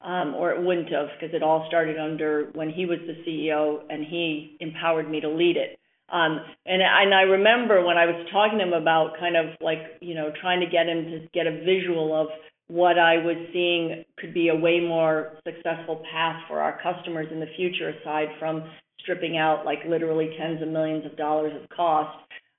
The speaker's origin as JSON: {"language": "English", "town": "New York City", "region": "New York", "country": "United States", "said": "I came from New York City. I go back there all the time."}